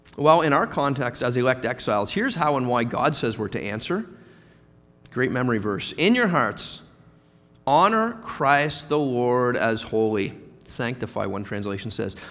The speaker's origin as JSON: {"language": "English", "town": "Halifax", "region": "Nova Scotia", "country": "Canada", "tie": "born or raised there", "also_born_or_lived": "Guelph", "moved": "as an adult", "said": "in Halifax, where we were both born and raised."}